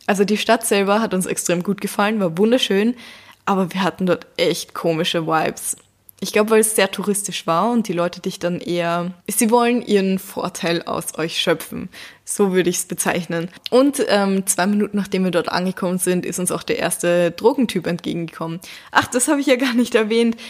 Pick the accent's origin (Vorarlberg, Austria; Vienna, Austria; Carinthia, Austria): Vienna, Austria; hier bei uns in Wien